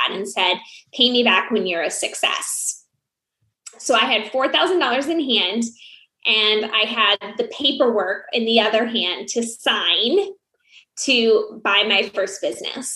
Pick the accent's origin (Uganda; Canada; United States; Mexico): United States; Iowa; moved away; also born or lived in Phoenix; growing up in Iowa